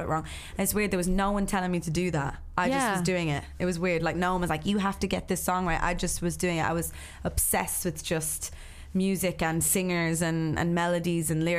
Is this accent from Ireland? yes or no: yes; Ireland; moved away as an adult; also born or lived in Los Angeles; as an Irish woman in LA on my own without my family there